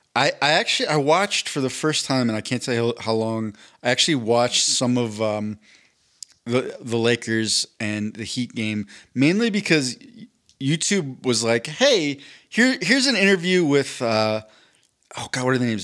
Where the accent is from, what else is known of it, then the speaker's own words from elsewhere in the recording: Philadelphia, Pennsylvania, United States; moved away; I was raised in Philadelphia